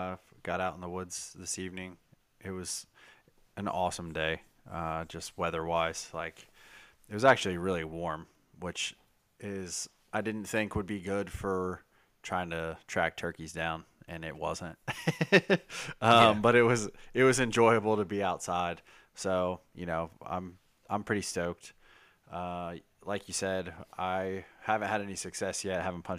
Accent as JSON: {"language": "English", "region": "Kentucky", "country": "United States", "said": "This is Kentucky. We are from Kentucky."}